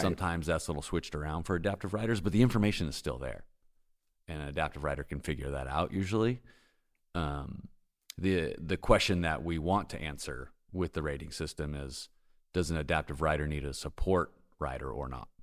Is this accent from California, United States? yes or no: yes; San Diego, California, United States; moved away as an adult; now in Bentonville, United States; I'm from San Diego.